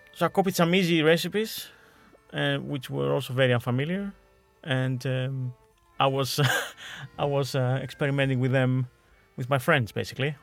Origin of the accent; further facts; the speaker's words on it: Veria, Central Macedonia, Greece; moved away; my hometown in Veria, in Greece.